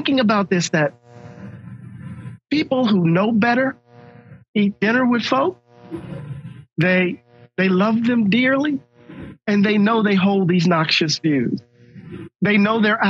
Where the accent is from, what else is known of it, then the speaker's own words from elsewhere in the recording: Mississippi, United States; I'm from Mississippi